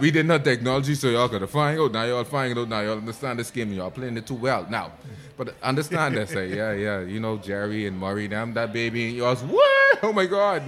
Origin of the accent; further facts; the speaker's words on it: Bahamas; I come from Toten Water